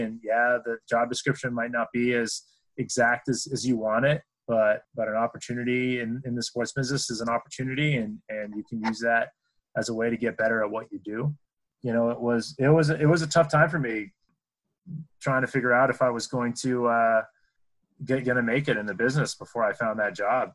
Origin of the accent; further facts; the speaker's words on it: New Hampshire, United States; moved away; I grew up in New Hampshire